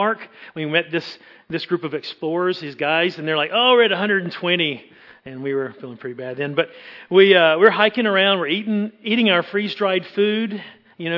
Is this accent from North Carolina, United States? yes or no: yes; Eastern North Carolina, United States; I am from North Carolina. I grew up in Eastern North Carolina.